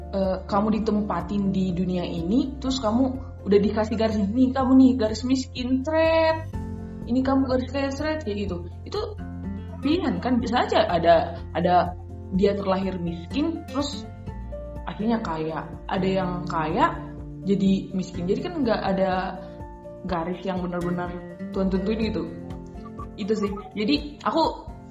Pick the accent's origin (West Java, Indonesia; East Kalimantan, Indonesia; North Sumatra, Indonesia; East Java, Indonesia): North Sumatra, Indonesia; Humbang Hasundutan; kampung aku di Panduman